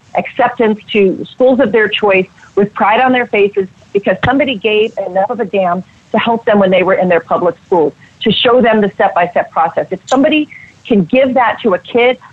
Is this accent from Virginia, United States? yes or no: yes; Virginia, United States; I grew up in Virginia without advantages.